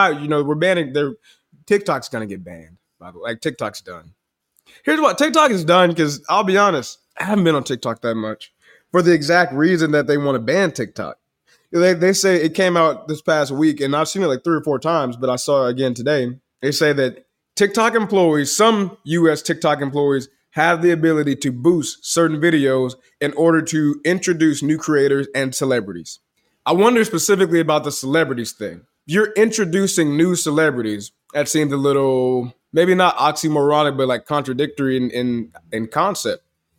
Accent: Chicago, Illinois, United States; born there; And I was born in 2000 in Chicago.

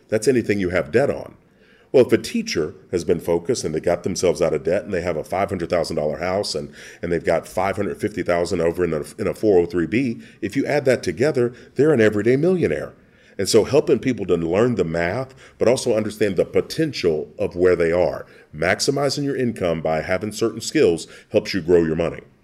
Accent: Kentucky, United States; growing up in Kentucky

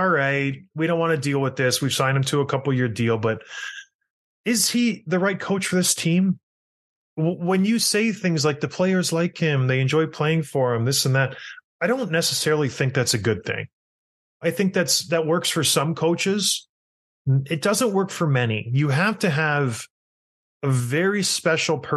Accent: St. Catharines, Ontario, Canada; Growing up in St. Catharines

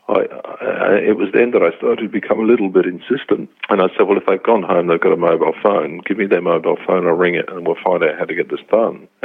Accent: England, United Kingdom; now in Brisbane, Australia; I immigrated over from England in 78. I just came straight to Brisbane and really kind of made that the place that I wanted to stay in.

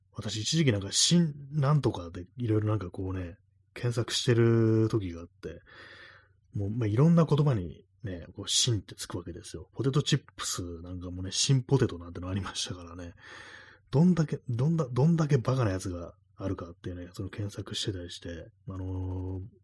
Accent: Tokyo, Japan; 私、東京の人間

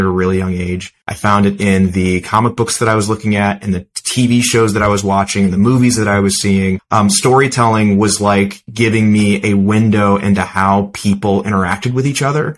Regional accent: St. Louis, Missouri, United States; I grew up in the Midwest in St. Louis

